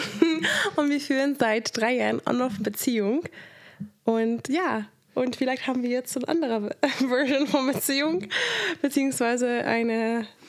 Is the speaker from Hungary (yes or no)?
yes; Hungary; moved away; Ich bin in Ungarn aufgewachsen